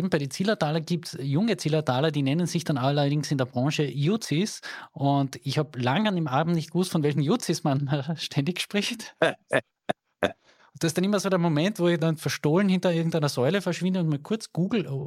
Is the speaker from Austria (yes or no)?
yes; Carinthia, Austria; bei uns in Kärnten.